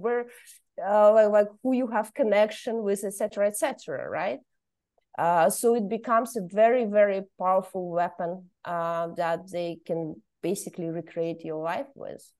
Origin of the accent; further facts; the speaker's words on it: Kazakhstan; moved away as an adult; now in Brussels, Belgium; I'm originally from Kazakhstan, but now I'm a political refugee and I live in, uh, Brussels